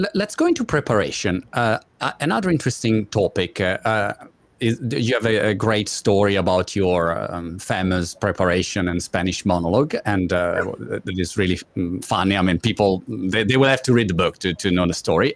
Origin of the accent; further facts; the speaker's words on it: Italy; English is a second language; moved away as an adult; now in United Kingdom; I live in UK for eight years now. I'm Italian, as my British accent reveal, and my wife is British